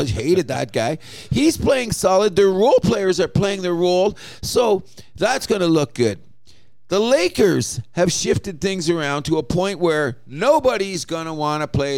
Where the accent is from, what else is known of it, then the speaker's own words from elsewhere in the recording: Windsor, Ontario, Canada; they've always had great pizza. I grew up there.